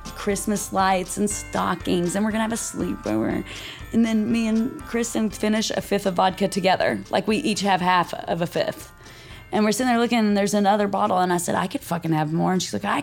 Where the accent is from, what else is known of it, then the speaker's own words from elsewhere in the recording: Tennessee, United States; I'm from Tennessee